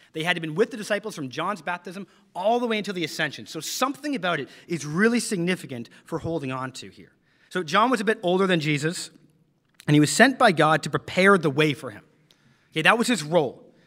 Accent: London, Ontario, Canada; moved away; my hometown of London, Ontario, Canada

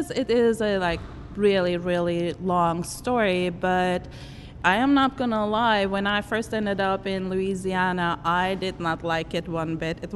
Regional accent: Germany; born there; we have been together uh, with some uh, Jewish communities all throughout my life and I was born in Germany.

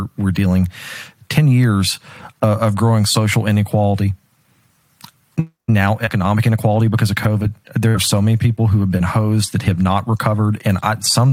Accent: Dallas, Texas, United States; I'm from the DFW area

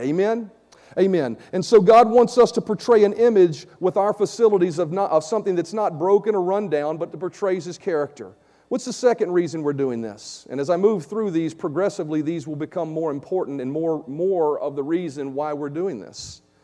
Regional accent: Vinton, United States; come move back to my hometown here in Vinton

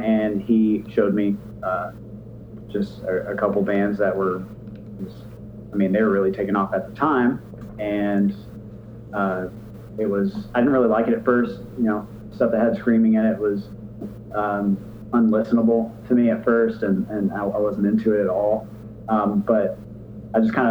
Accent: Smyrna, Tennessee, United States; I'm from Nashville. Grew up about 20 minutes south in a little town called Smyrna

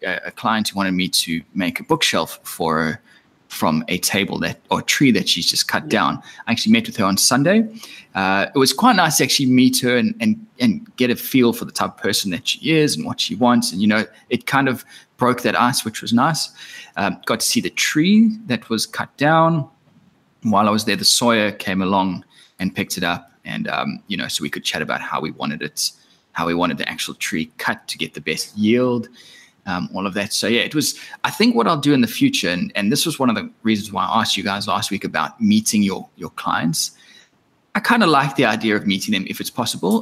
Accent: Australia; as an Australian

